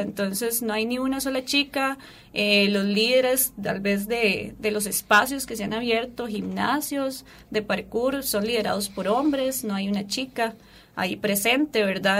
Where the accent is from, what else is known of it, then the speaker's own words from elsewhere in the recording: Turrialba, Cartago, Costa Rica; soy de Turrialba, soy de un poquito lejos